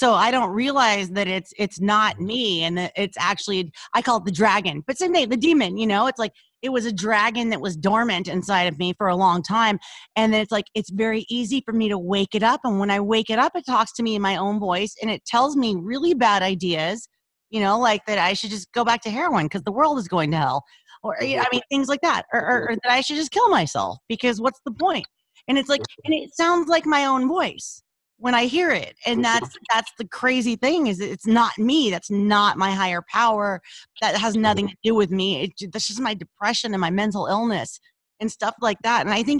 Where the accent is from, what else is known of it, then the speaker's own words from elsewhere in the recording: Louisiana, United States; now in Los Angeles, United States; So the minute I was called out for my accent, because it was, you know, it was really thick. when we moved to Los Angeles, I lost it.